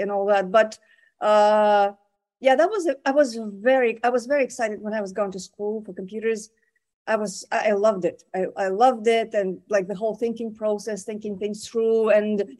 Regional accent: Moscow, Russia; now in United States; I was born and I was raised in Moscow

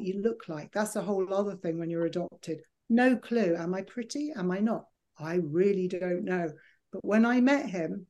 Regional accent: United Kingdom; moved away; also born or lived in Los Angeles / New Jersey; I'm dark British

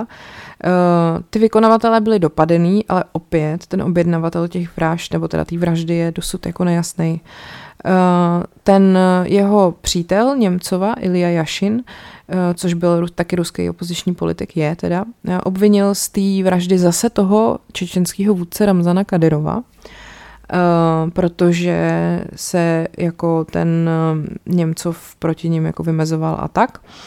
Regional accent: Czechia; tady u nás v Čechách

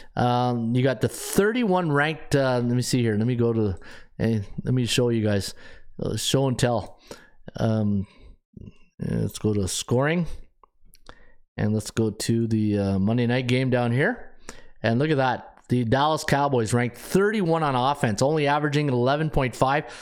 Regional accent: Canada; being a Canadian

